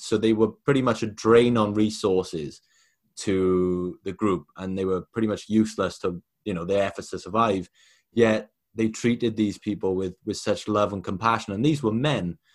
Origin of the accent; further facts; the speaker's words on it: Wales, United Kingdom; I'm from Wales.